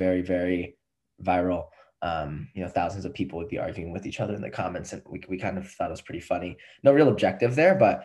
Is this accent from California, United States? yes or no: yes; Los Angeles, California, United States; moved away as an adult; now in Boston, United States; I am 22 from Los Angeles, California